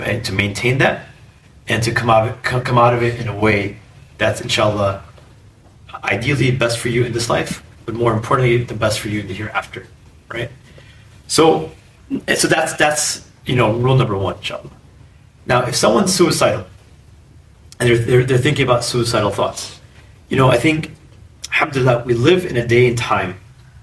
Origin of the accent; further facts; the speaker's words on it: Chicago, Illinois, United States; I was born and raised in Chicago